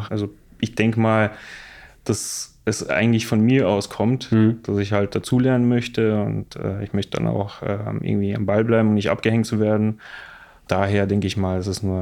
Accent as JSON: {"language": "German", "country": "Bosnia & Herzegovina", "lives_now": "Munich, Germany", "said": "Ich komme aus Bosnien, lebe jetzt seit anderthalb Jahren in München"}